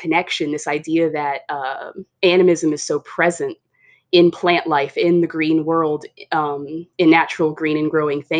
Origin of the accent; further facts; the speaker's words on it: California, United States; That's where we grew up in California, and we grew up around that a lot.